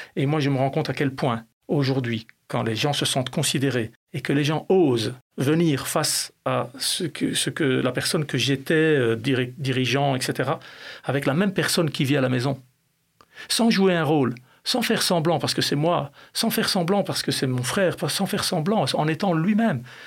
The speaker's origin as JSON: {"language": "French", "country": "Belgium", "tie": "born or raised there", "said": "j'ai grandi en Belgique."}